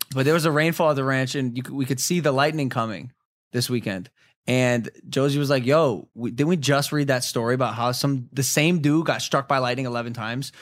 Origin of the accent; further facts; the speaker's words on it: Ohio, United States; moved away; a dude who was, like, born and raised in Ohio